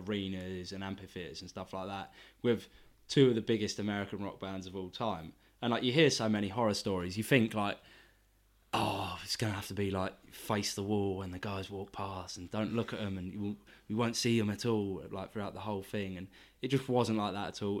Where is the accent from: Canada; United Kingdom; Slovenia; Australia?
United Kingdom; England; being English